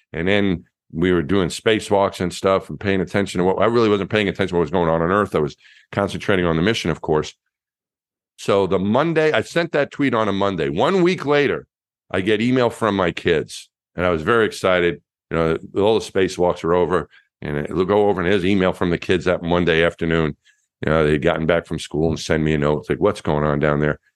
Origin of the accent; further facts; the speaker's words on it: Franklin Square, New York, United States; moved away as an adult; also born or lived in Texas; I grew up in Franklin Square, Long Island, a neighborhood just outside of the New York City border in, in Long Island.